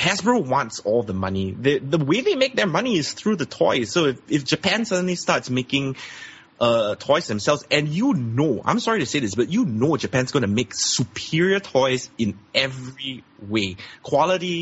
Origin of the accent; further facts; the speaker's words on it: Singapore; I'm from Singapore